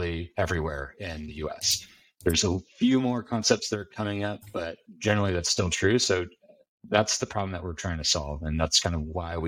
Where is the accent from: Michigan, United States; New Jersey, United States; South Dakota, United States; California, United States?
California, United States; Bakersfield; moved away; I'm from a town called Bakersfield, which is in Central California